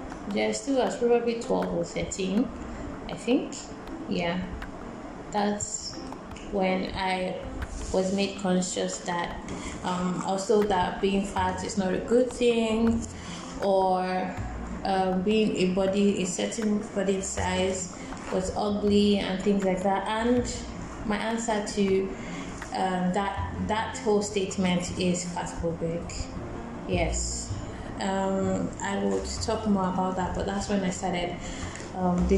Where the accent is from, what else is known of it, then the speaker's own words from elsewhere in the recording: Lagos, Nigeria; moved away as an adult; also born or lived in Accra, Ghana; I moved to Accra for for school in 2013 from Lagos